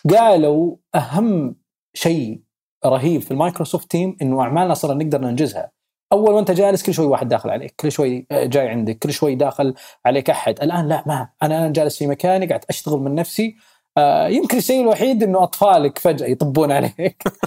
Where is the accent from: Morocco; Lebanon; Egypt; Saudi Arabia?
Saudi Arabia; احنا عندنا بالسعوديه